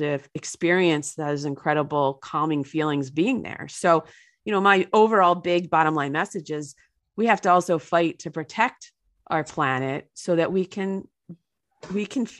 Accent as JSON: {"language": "English", "region": "New Jersey", "country": "United States", "tie": "born or raised there", "said": "a dirty New Jersey river in my hometown"}